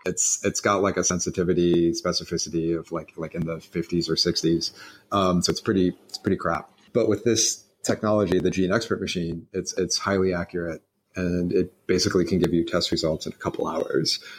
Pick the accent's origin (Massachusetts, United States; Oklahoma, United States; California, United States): Massachusetts, United States; Boston; moved away; also born or lived in Philadelphia; I grew up in Boston, but um, moved from Boston to um, Philadelphia